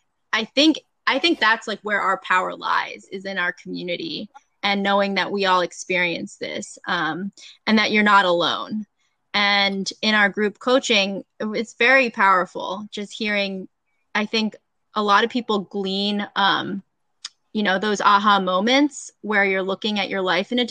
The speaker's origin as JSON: {"language": "English", "region": "Delaware", "country": "United States", "tie": "born or raised there", "said": "I grew up in Delaware"}